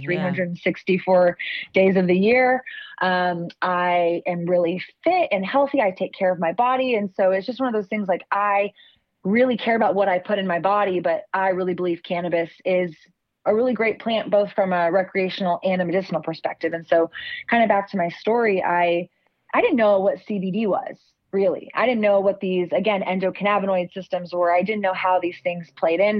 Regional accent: Austin, Texas, United States; growing up in Austin, we are coined the live music capital of the world

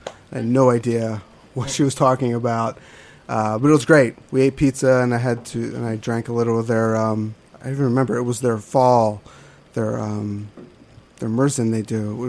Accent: outside of Philly, Pennsylvania, United States; now in New York, United States; I grew up outside of Philly

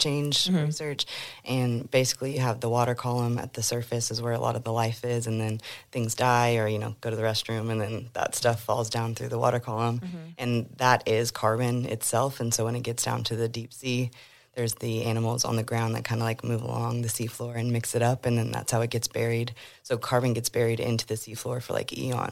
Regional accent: Oklahoma, United States; moved away as an adult; also born or lived in California; I grew up in Oklahoma and then I moved to California so I could do school in marine science

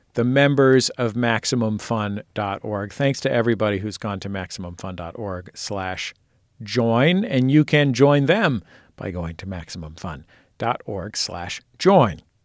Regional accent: Norton, Massachusetts, United States; also born or lived in Boston; now in Turners Falls, United States; I was born in Boston, but I grew up in Norton

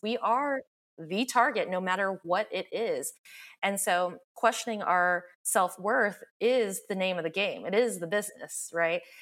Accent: the South, United States; I grew up in the South

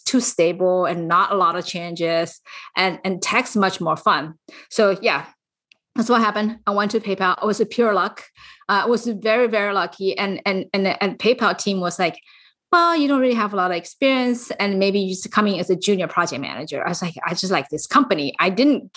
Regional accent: China; moved away as an adult; now in San Francisco Bay Area, United States; I actually came to US when I was fully grown from China, and I came here for business.

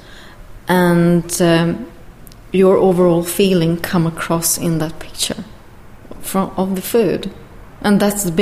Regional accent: Sweden; moved away as an adult; also born or lived in London; we're from Sweden, and we have been living in London for a while as well.

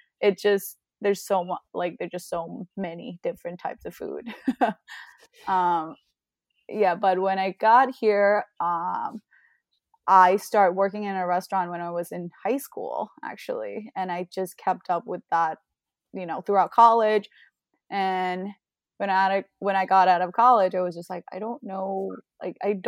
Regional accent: Bangkok, Thailand; moved away; growing up in Bangkok

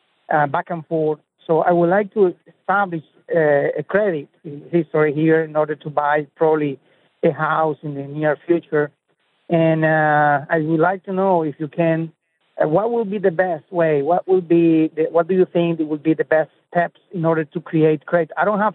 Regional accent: Canada; moved away as an adult; now in Florida, United States; Actually, we are Canadians, you know, family of four, my wife and two boys.

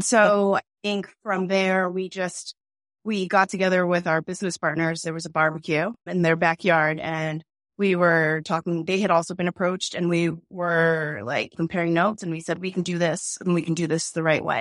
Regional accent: Boston, Massachusetts, United States; we're from Boston. We really live here.

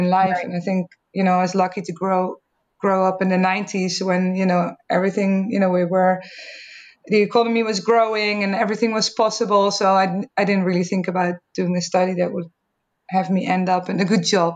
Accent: Netherlands; accent: Dutch; English is a second language; I grew up in the Netherlands, as you can probably hear from my accent also

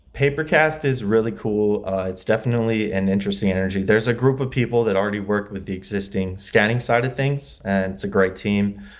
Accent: LaGrange, Indiana, United States; moved away as an adult; also born or lived in Muncie, Indiana; now in Los Angeles, United States; I grew up in Indiana, LaGrange, Indiana, uh, it's near South Bend.

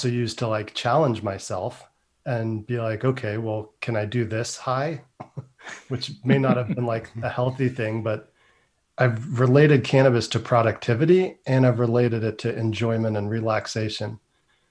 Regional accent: Northern California, United States; growing up in Northern California

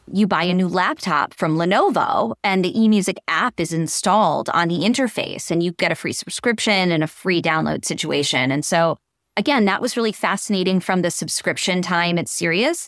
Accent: Western Massachusetts, United States; I'm a Massachusetts girl. I grew up in Western Mass, just outside of the Berkshires

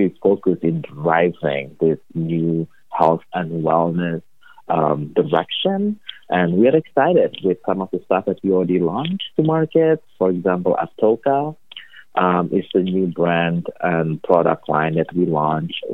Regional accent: Indonesia; moved away as an adult; also born or lived in Chicago, United States; now in Boston, United States; I'm originally from Indonesia, born and raised in Indonesia

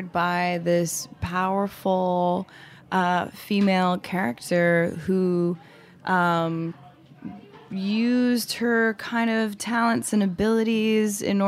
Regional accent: Salt Lake City, Utah, United States; also born or lived in Mexico; now in New York City, United States; I'm from Salt Lake City, Utah, originally

